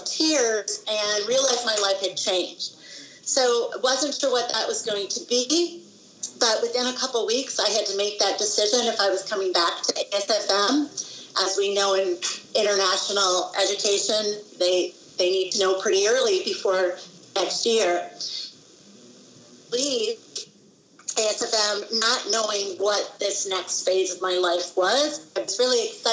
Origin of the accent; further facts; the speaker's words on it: Wisconsin, United States; moved away as an adult; I grew up in Wisconsin in the United States.